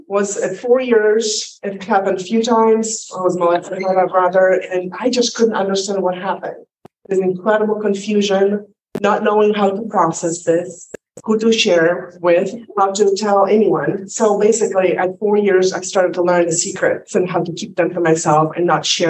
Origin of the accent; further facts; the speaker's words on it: Poland; English is a second language; now in United States; I'm not in Poland anymore, but I did grow up in the pre-freedom, free world, communist Poland.